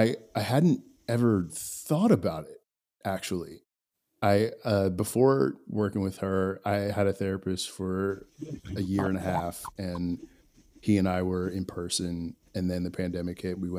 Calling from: West Hollywood, California, United States; I'm in West Hollywood.

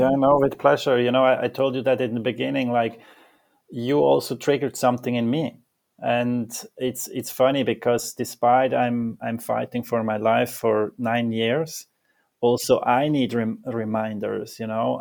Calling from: Zurich, Switzerland; I'm calling from Zurich, Switzerland

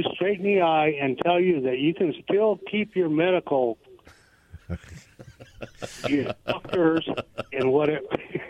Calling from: Goldendale, Washington, United States; I'm calling from Goldendale.

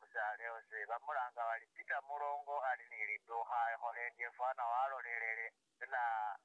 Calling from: Kampala, Central Region, Uganda; I'm calling from Kampala.

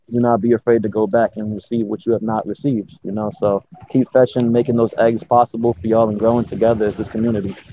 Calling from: Los Angeles, California, United States; Uh, I'm over here in LA, um, representing Jer as always, you know. But um, LA, you know, out here just doing my thing

